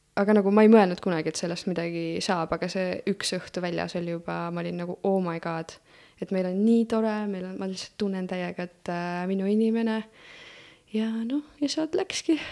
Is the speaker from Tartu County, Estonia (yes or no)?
yes; Elva, Tartu County, Estonia; also born or lived in Florida, United States; ma olen sündinud äh, Tartus ja algselt elasin Elvas